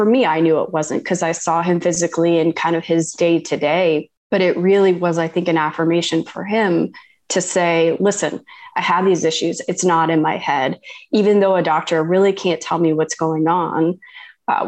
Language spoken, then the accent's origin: English; Ohio, United States; moved away as an adult; I'm a kid from Ohio and went to Ohio State.